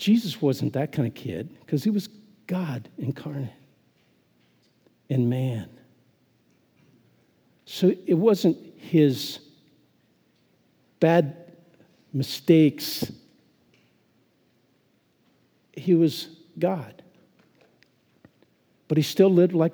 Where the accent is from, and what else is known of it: Phillipsburg, Kansas, United States; born or raised there